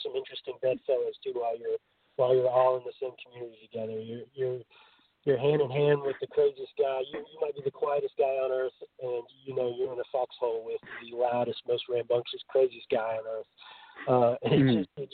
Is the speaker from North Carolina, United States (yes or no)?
yes; North Carolina, United States; also born or lived in Nashville; So I'm from North Carolina